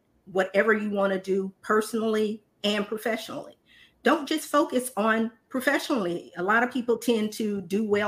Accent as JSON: {"language": "English", "region": "Indiana", "country": "United States", "moved": "yes", "lives_now": "Dallas, United States", "said": "I'm originally from Indiana, but I now reside in Dallas, Texas"}